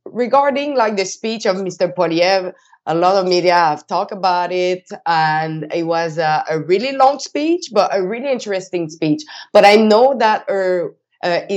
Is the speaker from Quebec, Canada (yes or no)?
yes; Quebec, Canada; I'm from Quebec